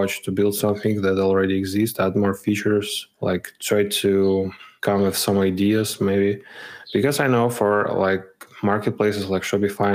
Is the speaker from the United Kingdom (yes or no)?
no; Ukraine; moved away as an adult; now in Poland; I'm from Ukraine, currently living in Poland because of war